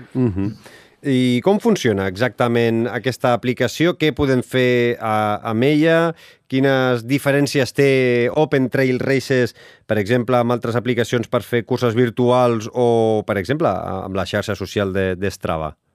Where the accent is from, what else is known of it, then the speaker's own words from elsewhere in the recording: Sabadell, Catalonia, Spain; sóc de Sabadell